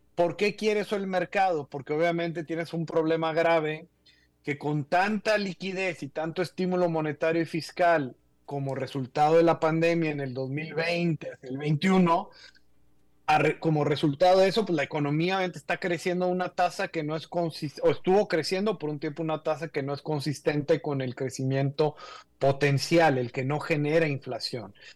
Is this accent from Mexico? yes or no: yes; Mexico; Tú y yo somos de México